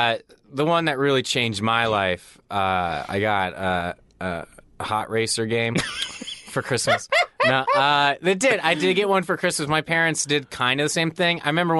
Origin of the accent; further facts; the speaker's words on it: Colorado, United States; also born or lived in Chicago; And it was a big deal because when I moved to Colorado, where I'm from, I moved from Chicago, and Colorado at the time didn't have a hockey team.